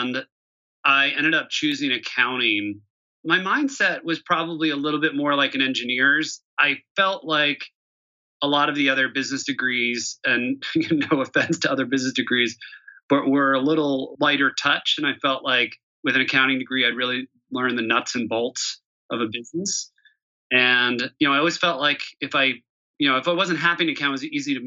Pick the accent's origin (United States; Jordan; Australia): United States; Morristown, New Jersey; I grew up outside Philadelphia in New Jersey in a kind of pretty classic suburban town called Morristown, New Jersey